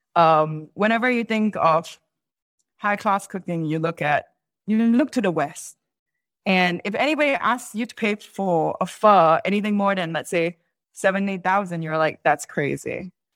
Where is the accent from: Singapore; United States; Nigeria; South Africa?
Singapore; accent: Singaporean English; first language English; I'm Singaporean